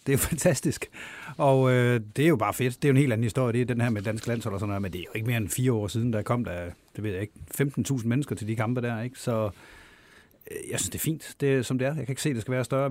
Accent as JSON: {"language": "Danish", "region": "Jutland", "country": "Denmark", "tie": "born or raised there", "moved": "as an adult", "lives_now": "Copenhagen, Denmark", "said": "jeg er sådan født jøde, men lige så meget københavner i dag"}